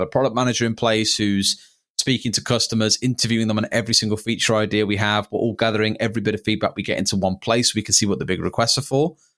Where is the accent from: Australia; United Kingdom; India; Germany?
United Kingdom; Tamworth, West Midlands; my hometown of Tamworth